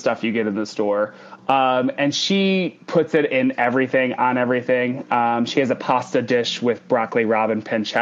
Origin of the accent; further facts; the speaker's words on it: Ohio, United States; moved away as an adult; now in New York City, United States; I'm actually from the Midwest. I'm from Ohio and had never had a black and white cookie before moving to the cities until I was 23 or 24.